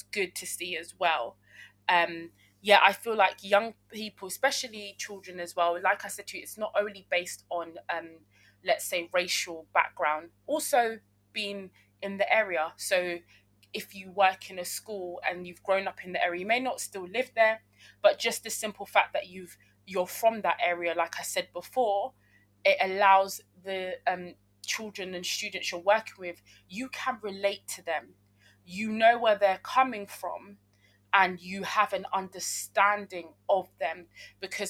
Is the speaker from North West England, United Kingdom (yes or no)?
no; London, United Kingdom; I grew up in South London, and my parents are from Uganda, but I was born in Britain